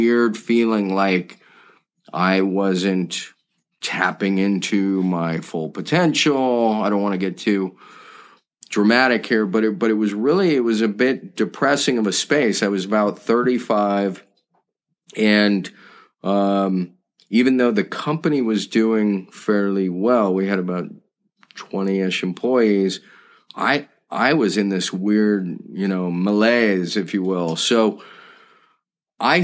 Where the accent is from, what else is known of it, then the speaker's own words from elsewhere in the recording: just outside Malibu, California, United States; I grew up just outside Malibu, California